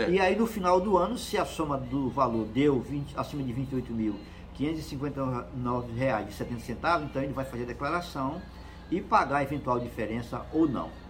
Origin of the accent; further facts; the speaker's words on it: Northeast Region, Brazil; Tem, como diz no Nordeste, no interior do Nordeste, eu sou nordestino